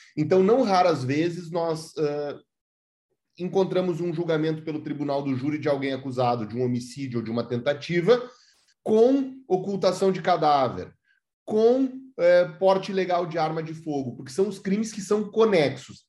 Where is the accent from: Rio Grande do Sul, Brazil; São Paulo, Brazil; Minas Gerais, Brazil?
Rio Grande do Sul, Brazil; Santa Maria; eu sou de Santa Maria, Rio Grande do Sul